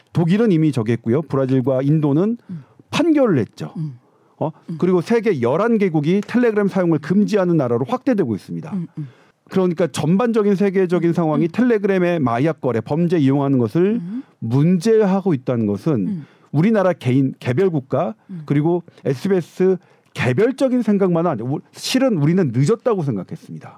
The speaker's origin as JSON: {"language": "Korean", "country": "South Korea", "said": "저는 한국인이니까요"}